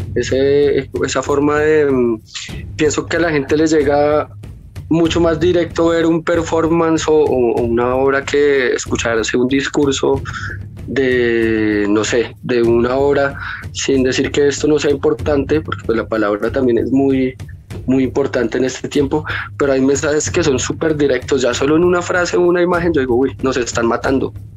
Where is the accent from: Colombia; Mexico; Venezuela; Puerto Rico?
Colombia; La Calera, Cundinamarca; yo soy de La Calera, y acá hay un grupo ambiental bastante fuerte